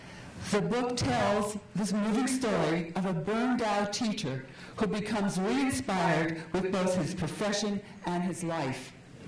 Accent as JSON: {"language": "English", "region": "Florida", "country": "United States", "said": "I'm from Florida."}